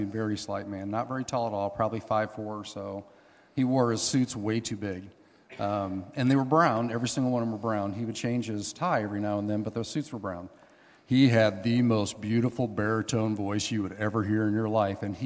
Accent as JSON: {"language": "English", "town": "Hanna City", "region": "Illinois", "country": "United States", "tie": "born or raised there", "moved": "yes", "lives_now": "Canton, United States", "said": "We live here in Canton, but I was born and raised in Hannah City"}